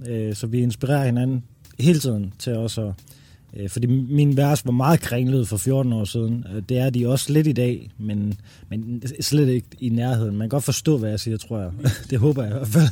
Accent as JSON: {"language": "Danish", "country": "Denmark", "also_born_or_lived": "Amager, Denmark / Randers, Denmark", "said": "jeg er jo faktisk fra Amager og fra Randers"}